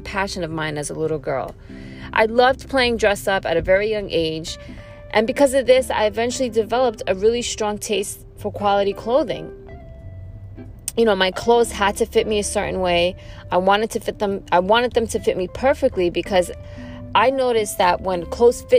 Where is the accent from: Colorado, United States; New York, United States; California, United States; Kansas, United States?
New York, United States; New York City; I'm born and raised in New York City. I come from a town called Flushing, Queens